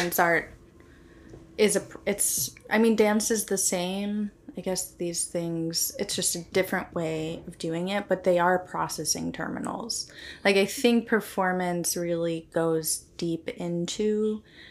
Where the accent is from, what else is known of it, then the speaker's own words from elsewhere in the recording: Clearwater, Florida, United States; also born or lived in New Port Richey, Florida; I was born specifically in Clearwater Beach, Florida